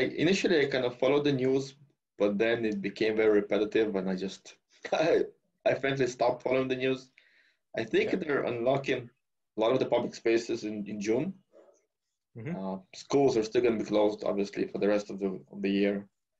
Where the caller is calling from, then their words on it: Calgary, Alberta, Canada; Yes, correct? Yes, I'm calling from Calgary.